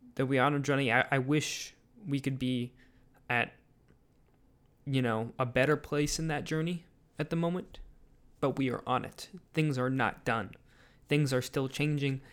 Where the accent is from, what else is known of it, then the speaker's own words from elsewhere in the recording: United States; as an American